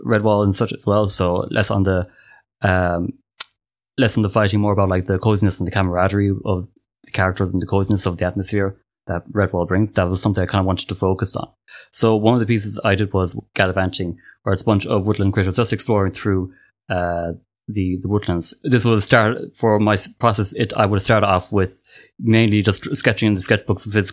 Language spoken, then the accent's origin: English; Ireland; I'm from Ireland, and I am an artist